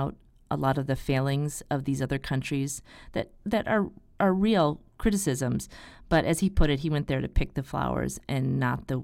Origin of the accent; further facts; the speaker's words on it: United States; as an American